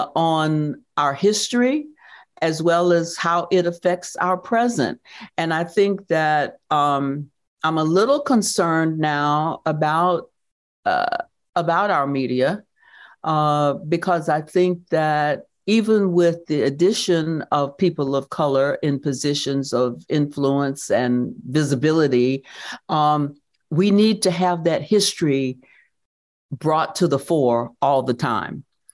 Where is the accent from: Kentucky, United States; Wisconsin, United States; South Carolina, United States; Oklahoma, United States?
South Carolina, United States; Due West; born there; People used to say when I said I was born in Due West, they would say, Due West of what? But I'm putting it on the map.